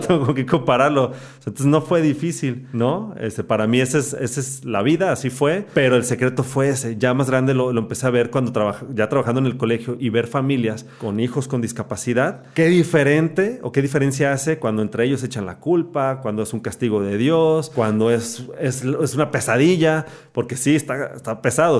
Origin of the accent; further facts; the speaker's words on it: Guadalajara, Jalisco, Mexico; Soy tapatío